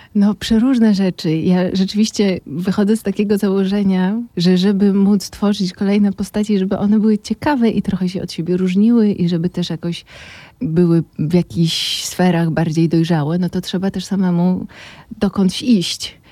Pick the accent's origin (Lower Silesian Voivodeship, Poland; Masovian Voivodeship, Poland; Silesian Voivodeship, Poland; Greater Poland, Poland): Masovian Voivodeship, Poland; Warsaw; also born or lived in Moscow; ja urodziłam się w Warszawie, całe życie przeżyłam w Warszawie, no z takim epizodem moskiewskim, kilkuletnim